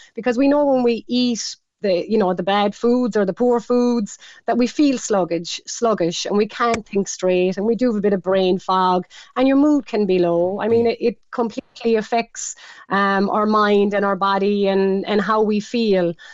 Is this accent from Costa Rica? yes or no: no; Ireland; we're Irish, we love our cabbage